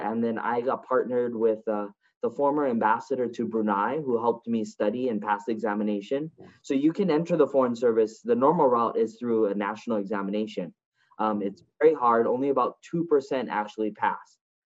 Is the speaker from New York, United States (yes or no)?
no; Hawaii, United States; moved away as an adult; I was born and raised in Hawaii.